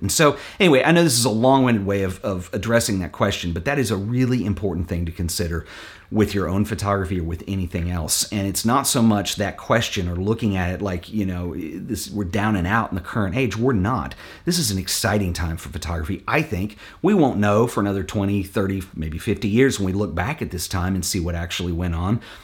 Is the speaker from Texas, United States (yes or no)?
yes; Fort Worth, Texas, United States; my hometown in Fort Worth here